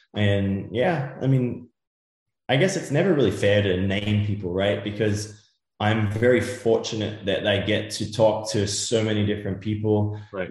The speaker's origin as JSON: {"language": "English", "country": "Australia", "tie": "born or raised there", "also_born_or_lived": "Europe", "moved": "yes", "lives_now": "United States", "said": "growing up in Australia as a young Australian kid"}